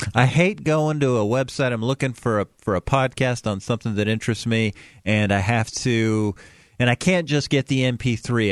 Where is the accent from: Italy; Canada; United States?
United States; Asheville, North Carolina; moved away; I'm from Asheville, North Carolina.